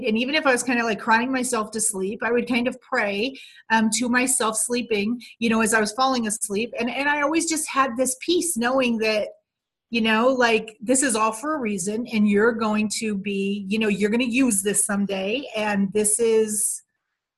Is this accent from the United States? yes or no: yes; Pocono area, northeastern Pennsylvania, United States; I was born in Pennsylvania, northeastern Pennsylvania. It was considered the Pocono area of Pennsylvania. And I was born in 1964, so I'm 54. And I grew up in kind of this really small town.